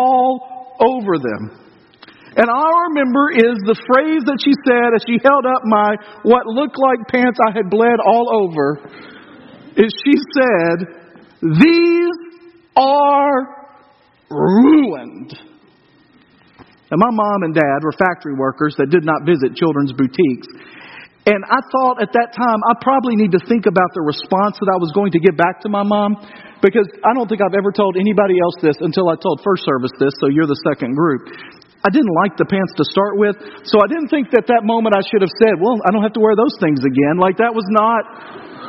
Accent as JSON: {"language": "English", "town": "Dyersburg", "region": "Tennessee", "country": "United States", "tie": "born or raised there", "said": "growing up in Dyersburg, Northwest Tennessee, small town"}